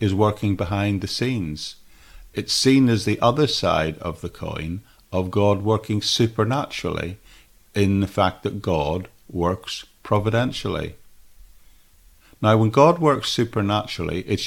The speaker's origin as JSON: {"language": "English", "region": "Northern Ireland", "country": "United Kingdom", "tie": "born or raised there", "said": "as a 17-year-old teenager growing up in Northern Ireland in the 1970s"}